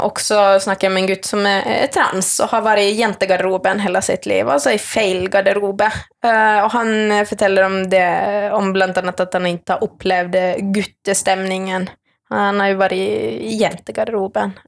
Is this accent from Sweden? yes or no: no; Finland; accent: Finland Swedish; moved away; also born or lived in Norway; jag kommer från Finland eh, opprinnelig, men jag snakker svensk. Eh, jag är finlandssvensk